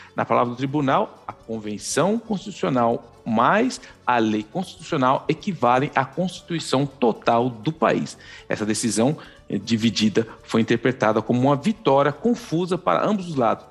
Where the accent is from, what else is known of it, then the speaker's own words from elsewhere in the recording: São Paulo, Brazil; moved away as an adult; now in Canada; eu vim de Itaquera, é, eu sou, a gente veio lá do fundo da Zona Leste, família de quatro